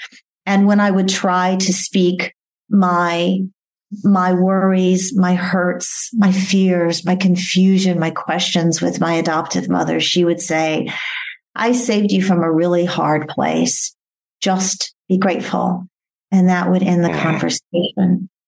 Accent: Bury St Edmunds, East of England, United Kingdom; born there; I was born here in England in an area called Bury St. Edmunds, Suffolk, England, not far from Cambridge.

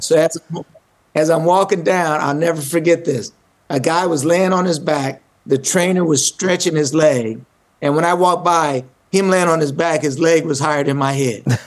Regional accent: Omaha, Nebraska, United States; Grew up in Omaha, Nebraska

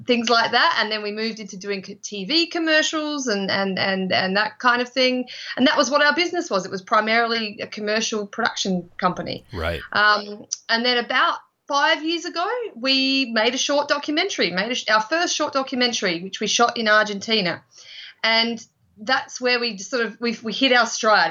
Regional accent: Adelaide, South Australia, Australia; we're originally from Adelaide, Australia

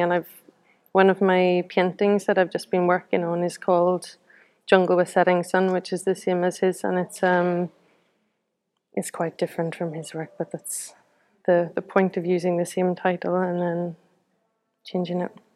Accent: Belfast, Northern Ireland, United Kingdom; now in Newcastle upon Tyne, United Kingdom; I'm from from Belfast originally, but I live in Newcastle upon Tyne now, Gateshead.

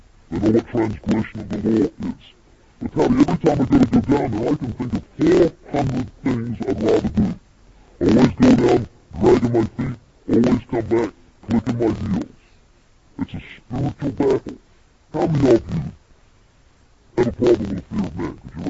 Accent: New Zealand; moved away; Now, I'm originally from New Zealand, even though I've lost my accent, I've been here so long.

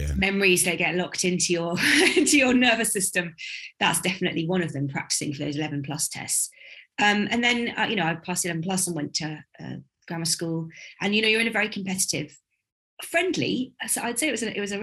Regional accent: Buckinghamshire, South East England, United Kingdom; also born or lived in Walthamstow, London; I grew up in Buckinghamshire

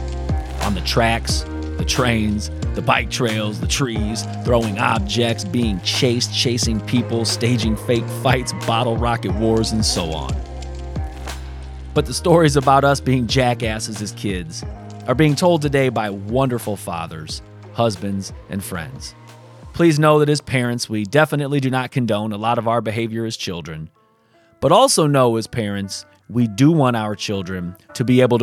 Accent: South Bend, Indiana, United States; our times growing up in Sunnymead in South Bend, Indiana

